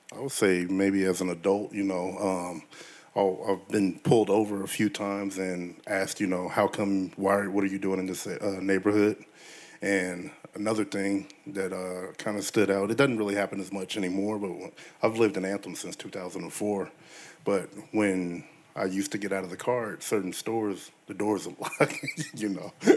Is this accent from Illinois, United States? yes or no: no; Las Vegas, Nevada, United States; I was born and raised here in Las Vegas, Nevada, but my parents are from Mississippi and Louisiana